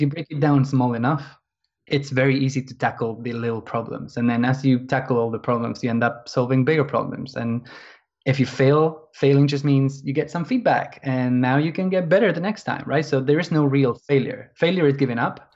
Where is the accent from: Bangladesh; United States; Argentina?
Argentina; moved away as an adult; now in London, United Kingdom; I'm from Argentina originally, but I've been living in England.